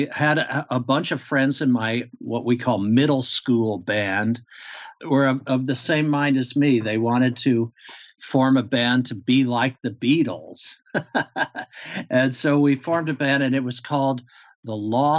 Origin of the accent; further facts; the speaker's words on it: Pittsburgh, Pennsylvania, United States; my father was in the military, so we moved around a bit, but not as much as some people did. Military families, because I think when I was around 8 years old, my mother put her foot down and said, "We're not moving anymore." And I grew up in Western Pennsylvania, Pittsburgh area